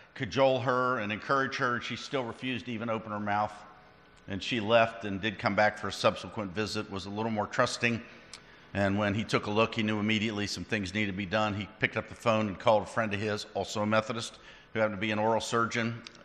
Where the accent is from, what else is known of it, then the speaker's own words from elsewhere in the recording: West Virginia, United States; I'm from West Virginia, so most people are my cousins